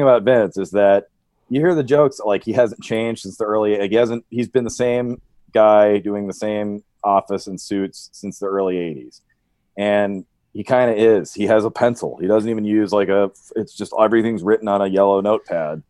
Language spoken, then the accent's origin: English; New Hampshire, United States; moved away; I'm a hick from New Hampshire